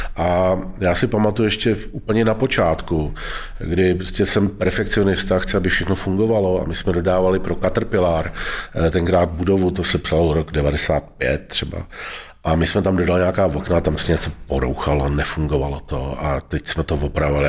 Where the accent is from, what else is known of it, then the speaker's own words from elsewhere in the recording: Most, Ústí nad Labem Region, Czechia; tam, kde jsem vyrůstal v Mostě